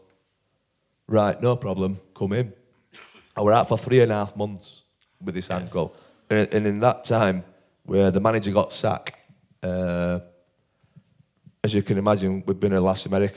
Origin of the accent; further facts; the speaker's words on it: Barnsley, Yorkshire and the Humber, United Kingdom; I'm from Barnsley here